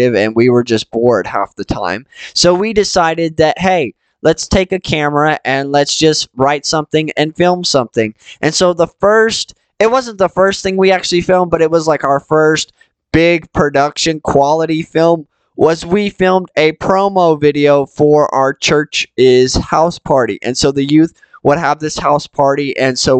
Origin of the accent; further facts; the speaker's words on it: Georgia, United States; Micah and I grew up in Georgia